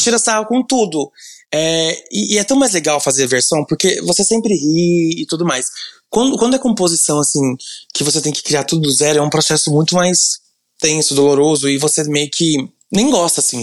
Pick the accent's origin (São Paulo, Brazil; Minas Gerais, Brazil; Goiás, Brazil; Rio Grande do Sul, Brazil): Goiás, Brazil; Goiânia; Eu sou de Goiânia